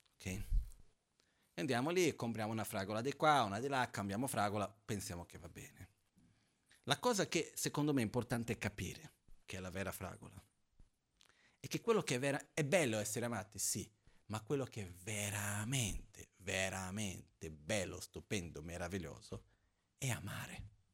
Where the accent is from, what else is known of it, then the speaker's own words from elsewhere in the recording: Brazil; moved away; Io sono brasiliano